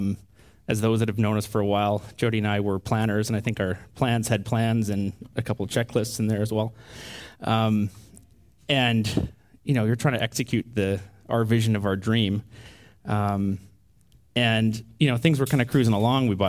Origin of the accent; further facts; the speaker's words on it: Canada; a typical Canadian family with type A tendencies